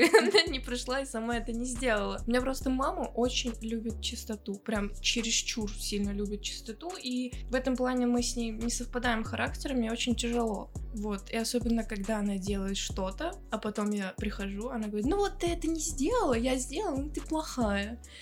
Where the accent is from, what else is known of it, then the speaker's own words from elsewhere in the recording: Russia; Я выросла в России